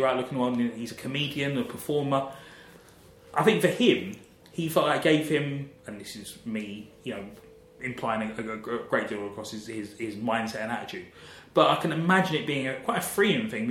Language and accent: English; London, United Kingdom; growing up in South London, I'm more aware of patois and West Indian culture